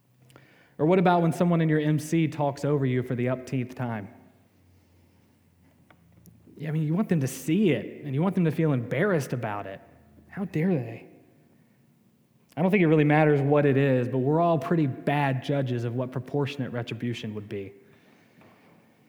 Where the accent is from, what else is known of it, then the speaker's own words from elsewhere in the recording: the South, United States; I'm from the South